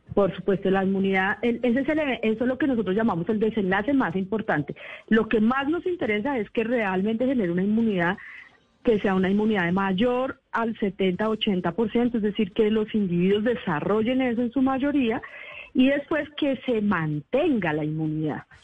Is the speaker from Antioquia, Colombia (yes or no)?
no; Bogotá, Colombia; yo soy bogotana, pero padre ah. ecuatoriano